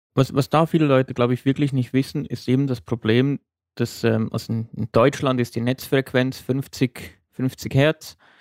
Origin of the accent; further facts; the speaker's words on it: Switzerland; bei uns in der Schweiz